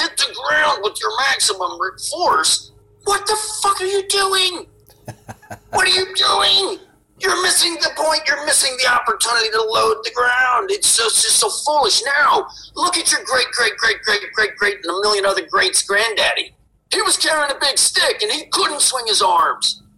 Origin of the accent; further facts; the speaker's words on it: New Jersey, United States; I'm a kid from Jersey